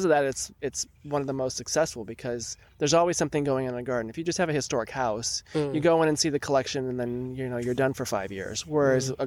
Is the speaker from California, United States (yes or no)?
yes; South Bay, Santa Cruz Mountains, California, United States; I grew up in the South Bay and then up in the Santa Cruz Mountains.